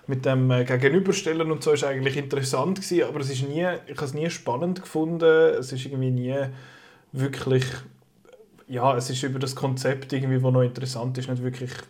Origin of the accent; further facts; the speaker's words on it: Switzerland; oder irgend so etwas als Schweizer.